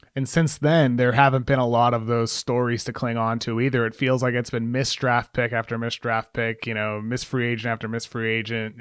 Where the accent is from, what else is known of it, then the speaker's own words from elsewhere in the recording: Brockton, Massachusetts, United States; also born or lived in Los Angeles; I grew up in Brockton, Mass my whole life, Brockton, Massachusetts